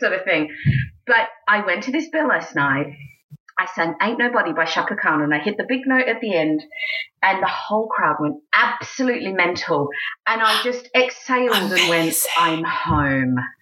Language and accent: English; Australia; moved away as an adult; also born or lived in United States; now in England, United Kingdom; I'm Australian